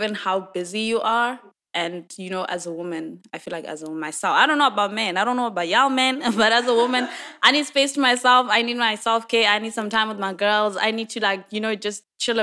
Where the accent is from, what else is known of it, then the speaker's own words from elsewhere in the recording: Eswatini; I'm from Swaziland